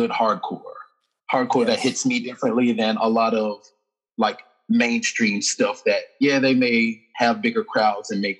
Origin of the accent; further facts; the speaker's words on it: Birmingham, Alabama, United States; I am from the States. I'm from Birmingham, Alabama, specifically.